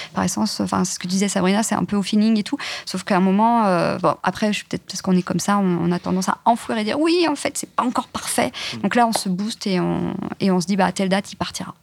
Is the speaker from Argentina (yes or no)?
no; countryside near Nantes, Pays de la Loire, France; now in Paris, France; la campagne à côté de Nantes, enfin, vraiment, vraiment la campagne